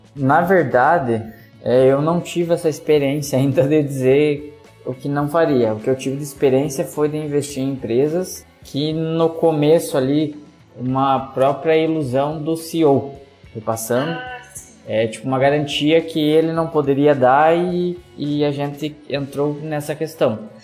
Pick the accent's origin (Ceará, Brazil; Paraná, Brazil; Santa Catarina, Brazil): Santa Catarina, Brazil; Joaçaba; sou da cidade de Joaçaba, no meio oeste de Santa Catarina